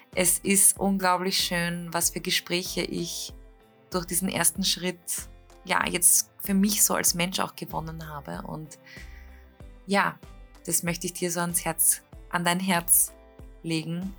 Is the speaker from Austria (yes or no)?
yes; Klosterneuburg, Lower Austria, Austria; wir kommen ja beide aus Kloster Neuburg